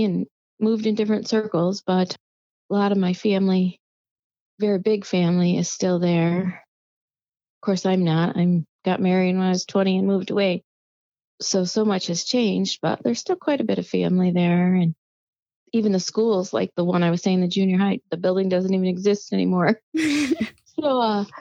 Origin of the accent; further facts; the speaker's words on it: Binghamton, New York, United States; moved away as an adult; now in Western New York, United States; I was born and raised in Binghamton, New York. Lived in that city, smaller city, my entire growing up years